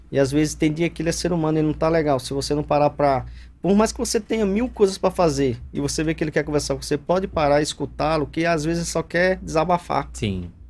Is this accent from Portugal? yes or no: no; Northeast Region, Brazil; eu sou da região do Nordeste, nós somos muito. Vamos, vamos, vamos falar assim. A gente gosta muito de receber visitas lá no Nordeste.